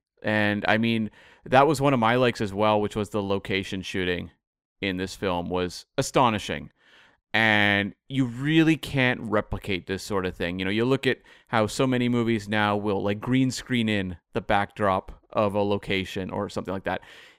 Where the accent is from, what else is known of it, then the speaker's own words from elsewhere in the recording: Bowen Island, British Columbia, Canada; which is, of course, in my hometown of, it's Bowen Island, which is about an hour away from where I am now.